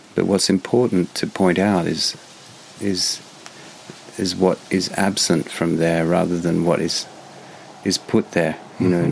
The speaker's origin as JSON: {"language": "English", "country": "Australia", "moved": "yes", "said": "as an Australian"}